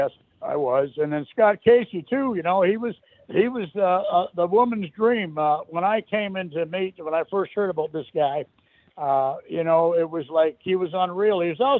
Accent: Kirkland Lake, Ontario, Canada; moved away; also born or lived in Los Angeles, United States; Alex actually came from a town not too far from where I came from in Canada. I came from Kirkland Lake.

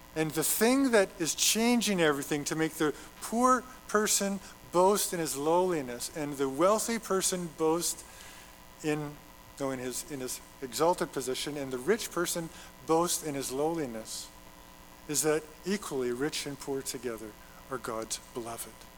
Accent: Alberta, Canada; moved away; I'm from Alberta but I, have lived here long enough

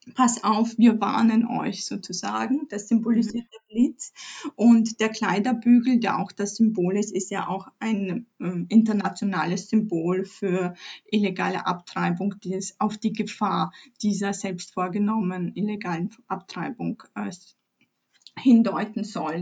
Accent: Chrzanów, Lesser Poland, Poland; moved away; ich stamme ursprünglich aus Polen. Ich bin in Polen geboren, in einer kleinen Stadt Chrzanów, 40.000 Einwohner, zwischen Krakau und Katowice im Süden

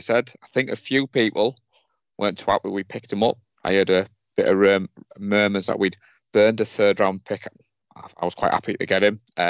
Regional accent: Darlington, North East England, United Kingdom; moved away as an adult; I've just moved out of my hometown of Darlington

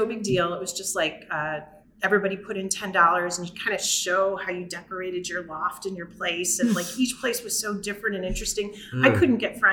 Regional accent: Chicago, Illinois, United States; I grew up in Chicago. I grew up on the Southwest side in Brighton Park

